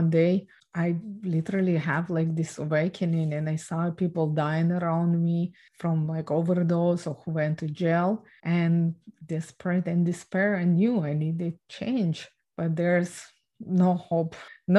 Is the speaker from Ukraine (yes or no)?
yes; Ukraine; I was born and raised in Ukraine